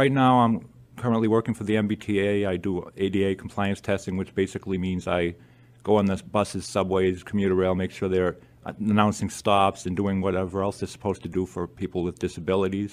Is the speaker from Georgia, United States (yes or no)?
no; Attleboro, Massachusetts, United States; also born or lived in Lewiston, Maine; moved to Attleboro when I was very young